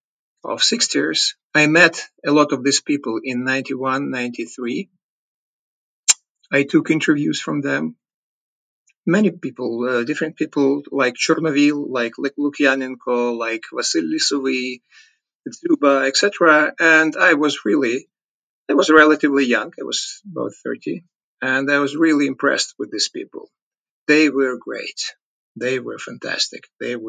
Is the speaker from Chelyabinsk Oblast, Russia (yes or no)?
yes; Chelyabinsk, Chelyabinsk Oblast, Russia; born there; I was born in Chelyabinsk in Ural Mountains.